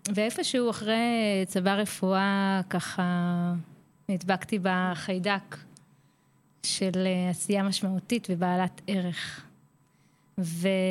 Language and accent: Hebrew; Petah Tikva, Central District, Israel; now in Karkur, Israel; במקור אני מפתח תקווה, הקסומה